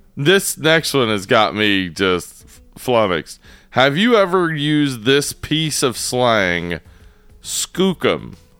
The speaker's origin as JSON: {"language": "English", "region": "the South", "country": "United States", "said": "I'm from the South"}